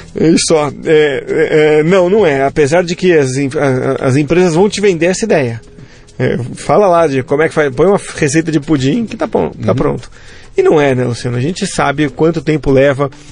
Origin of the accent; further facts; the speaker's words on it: São Vicente, São Paulo, Brazil; also born or lived in Santos / Nigeria; eu sou natural de Santos, né? Eu falo, eh, na verdade, São Vicente. Eu falo Santos para arredondar